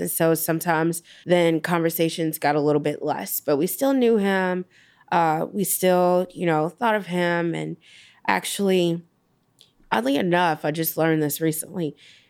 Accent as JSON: {"language": "English", "town": "Gary", "region": "Indiana", "country": "United States", "tie": "born or raised there", "said": "So growing up, you know, we would always go from Gary to Chicago on the weekends, go in and go see him."}